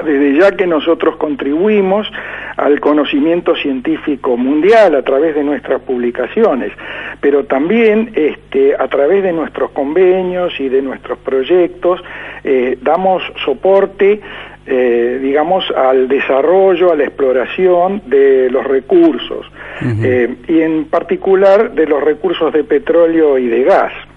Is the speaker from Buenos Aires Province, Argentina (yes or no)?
yes; La Plata, Buenos Aires Province, Argentina; soy un platense, digamos, de nacimiento. Mis estudios primarios los hice en la escuela 19 eh, de 41 y 22, luego fui al Colegio Nacional